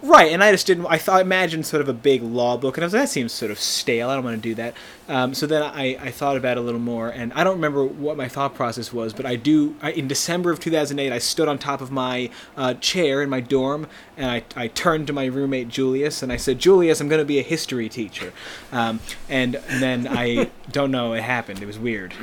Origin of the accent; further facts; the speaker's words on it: Plainsboro, New Jersey, United States; now in Boston, United States; I'm from New Jersey originally. I'm from a place called Plainsboro, uh, which is outside of Princeton